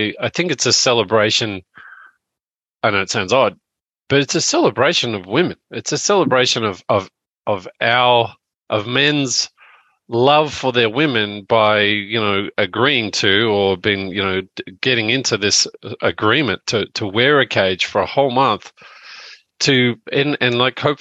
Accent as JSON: {"language": "English", "country": "Australia"}